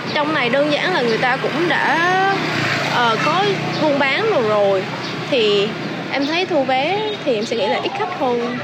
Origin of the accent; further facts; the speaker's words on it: Quang Nam, Vietnam; em là một người Quảng Nam